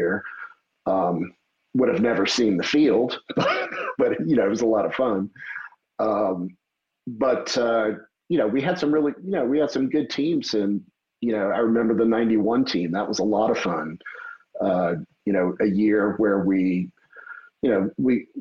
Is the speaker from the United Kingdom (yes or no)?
no; Metairie, Louisiana, United States; now in Austin, Texas, United States; I was born and raised in Metairie.